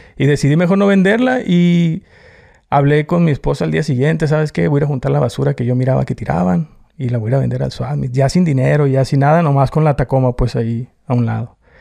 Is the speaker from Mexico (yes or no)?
yes; Tijuana, Baja California, Mexico; accent: norteño; now in United States; Yo soy nacido en Tijuana. La mayoría éramos nacidos en Tijuana